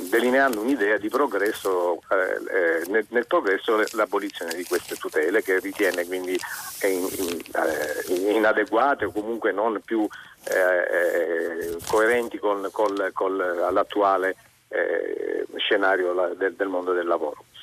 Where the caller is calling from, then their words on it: Catania, Sicily, Italy; …, siamo da Catania